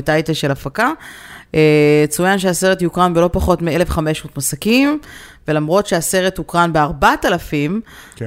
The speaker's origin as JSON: {"language": "Hebrew", "country": "Israel", "moved": "yes", "said": "בתור ישראלים שכרגע נמצאים בחו\"ל"}